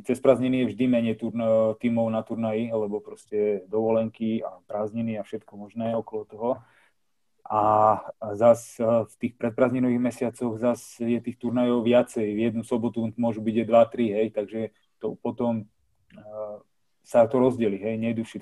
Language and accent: Slovak; Slovakia; ja som vyrastal s najlepšími na Slovensku a hral som s nimi od mala